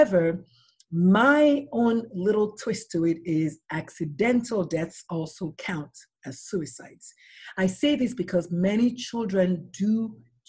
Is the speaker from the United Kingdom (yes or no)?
no; Nigeria; now in San Antonio, United States; I'm a Nigerian-born pediatrician